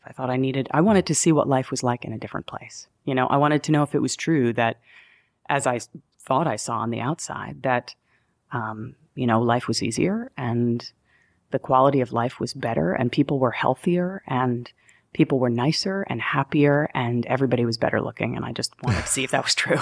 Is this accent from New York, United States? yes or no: yes; New York, United States; also born or lived in Denver, Colorado; I'm a New Yorker.